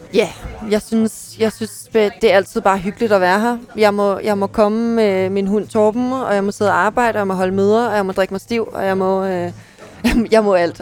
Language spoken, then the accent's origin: Danish; Ballerup, Capital Region of Denmark, Denmark; also born or lived in Klampenborg; jeg er, er født og opvokset i Ballerup